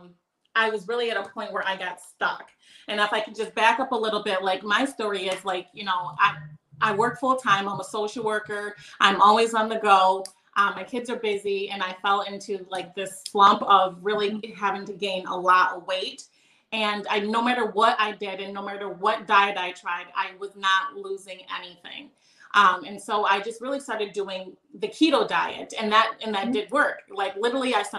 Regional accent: Rochester, New York, United States; I'm from Rochester, New York.

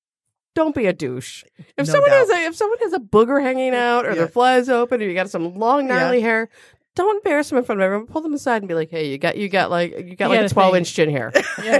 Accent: England, United Kingdom; I'm English, so all my hair is really fine

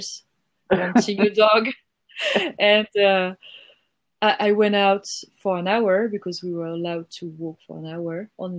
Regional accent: Toulouse, Occitania, France; I'm from Toulouse. It's in the south of France.

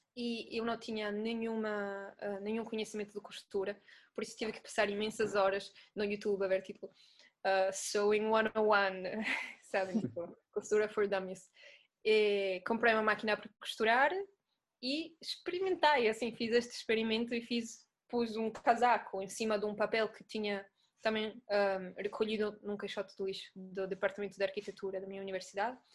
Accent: Italy; Portuguese is a second language; moved away as an adult; now in Lisbon, Portugal; eu sou italiana, não sei se estão a ouvir o sotaque. Ah, mas mudei-me para Lisboa em dois mil e dezessete

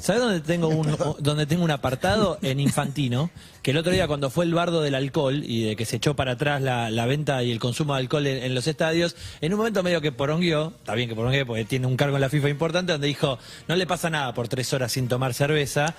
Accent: Argentina; ser argentino y representar

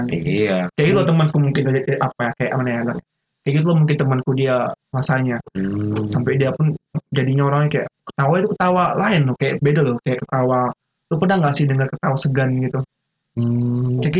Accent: Java, Indonesia; lebih maju kok bisa dibilang ya gara-gara aku dari Jawa kan lebih hmm. maju

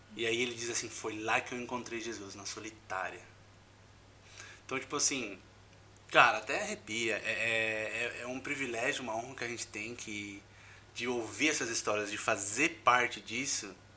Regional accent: Brazil; moved away as an adult; also born or lived in Egypt; sou brasileiro

